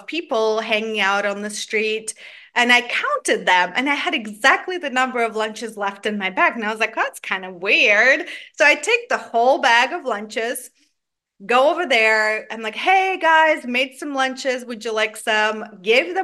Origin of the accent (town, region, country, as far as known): Georgia; born or raised there; now in Atlanta, United States